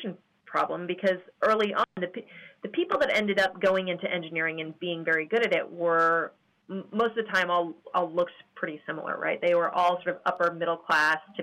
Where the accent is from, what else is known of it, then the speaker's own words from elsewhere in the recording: Honolulu, Hawaii, United States; I grew up in Honolulu, Hawaii